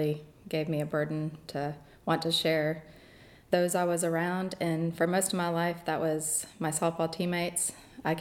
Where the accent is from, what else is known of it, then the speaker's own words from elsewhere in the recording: Kansas, United States; moved away as an adult; also born or lived in Tibet / China; now in Auburn, United States; I'm from Kansas. Originally, I grew up in a suburb of Kansas City most of my life